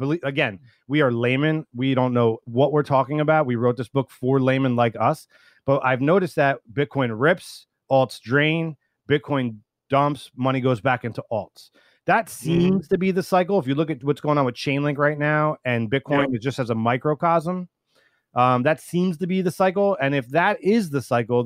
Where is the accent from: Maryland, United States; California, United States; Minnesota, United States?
Minnesota, United States; we're actually from Minnesota